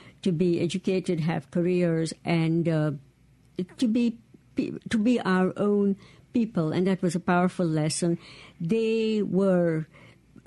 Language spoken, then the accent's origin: English; Bangalore, Karnataka, India; moved away as an adult; now in Mississippi, United States; I'm from Bangalore, India